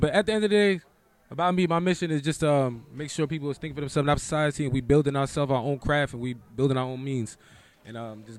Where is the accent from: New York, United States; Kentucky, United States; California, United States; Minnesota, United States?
New York, United States; New York City; moved away; I'm from the Bronx, man.